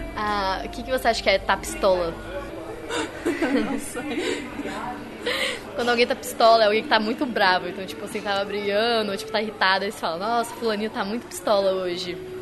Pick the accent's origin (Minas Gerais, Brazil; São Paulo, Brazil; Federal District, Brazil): Federal District, Brazil; Brasília; moved away as an adult; now in Porto, Portugal; eu sou de Brasília, a capital do Brasil